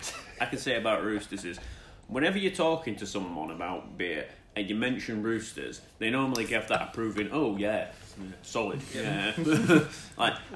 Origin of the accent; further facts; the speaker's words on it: Yorkshire and the Humber, United Kingdom; I'm from Yorkshire.